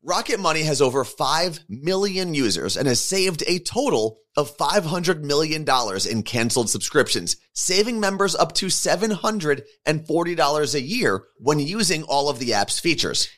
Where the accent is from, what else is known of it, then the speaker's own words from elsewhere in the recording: New Jersey, United States; my home state of New Jersey